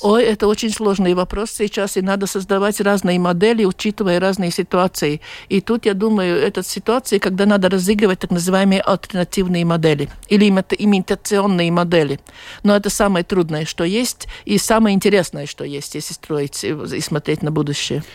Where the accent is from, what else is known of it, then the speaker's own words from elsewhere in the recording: Latvia; я была из Латвии